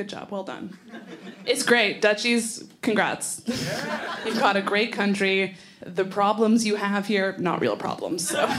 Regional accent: Canada; I'm from Canada.

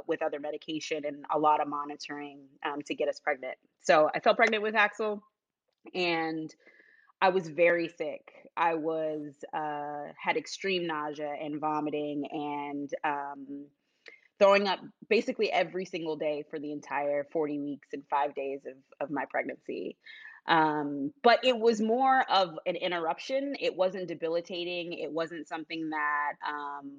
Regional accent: Bakersfield, California, United States; moved away as an adult; also born or lived in Central Connecticut; now in Connecticut, United States; I was born and raised in Bakersfield, California, and about 12 years ago, I moved to Central Connecticut

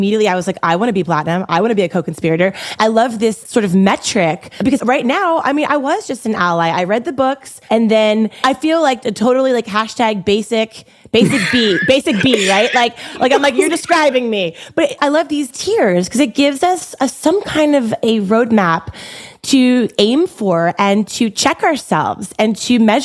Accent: Baltimore, Maryland, United States; I grew up in Baltimore and I went to an all-girls Catholic high school

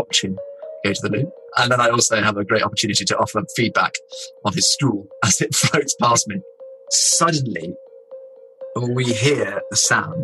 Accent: England, United Kingdom; we're England

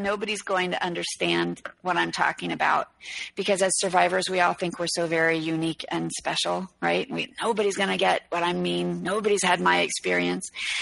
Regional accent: New York City, New York, United States; I'm from New York City and my mom's an artist

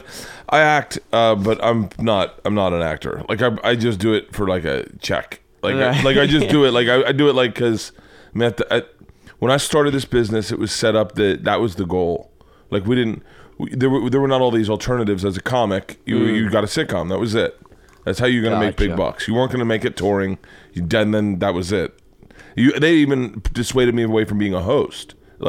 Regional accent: Florida, United States; moved away; because I grew up in Florida.

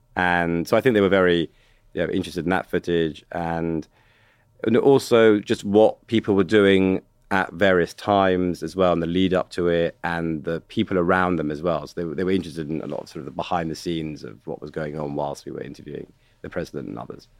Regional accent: United Kingdom; accent: British; I'm a British guy, foreign

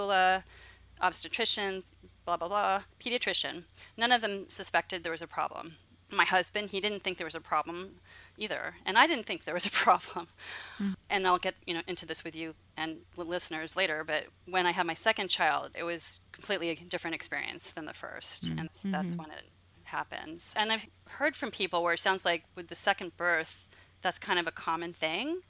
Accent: Los Angeles, California, United States; moved away as an adult; now in Santa Cruz County, United States; I grew up in Los Angeles, and then I came up to where I live now, which is beautiful Santa Cruz County

